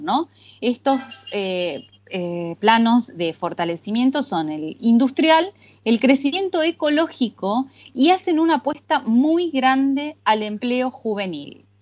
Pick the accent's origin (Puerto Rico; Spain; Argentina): Argentina; now in Istanbul, Turkey